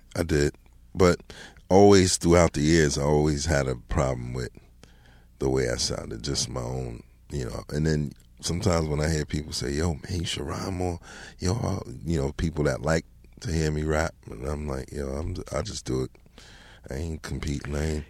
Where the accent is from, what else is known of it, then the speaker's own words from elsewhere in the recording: Mount Vernon, New York, United States; also born or lived in Bronx, New York; moved from the Bronx when I was about seven, eight years old, and, you know, lived in Mount Vernon ever since then